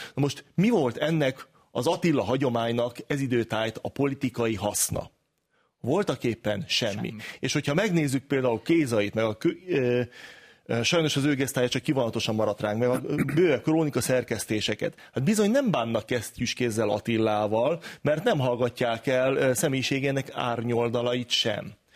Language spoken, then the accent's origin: Hungarian; Hungary; mi magyarok vagyunk